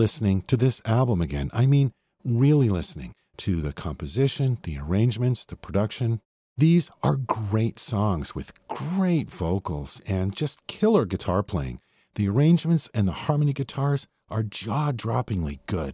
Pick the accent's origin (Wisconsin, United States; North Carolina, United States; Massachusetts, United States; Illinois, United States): Massachusetts, United States; I grew up in Massachusetts and I was heading into the seventh grade